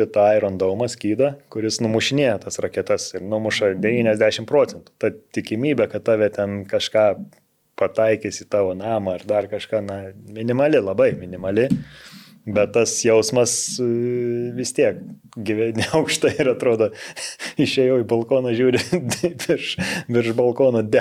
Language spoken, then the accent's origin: Lithuanian; Lithuania; moved away as an adult; also born or lived in Israel; Tik Lietuvoje esu lietuvis ir gyvensiu Lietuvoje.